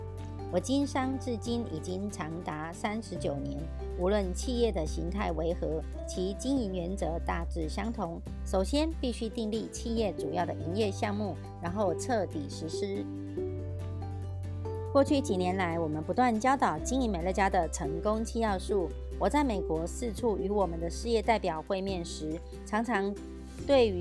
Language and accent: Chinese; Miaoli, Miaoli County, Taiwan; 今天要为大家导读的主题是成功的秘诀。